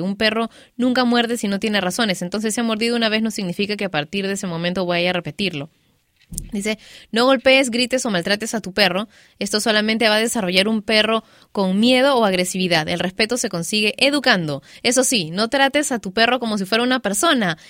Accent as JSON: {"language": "Spanish", "country": "Peru", "moved": "yes", "said": "yo también soy peruana"}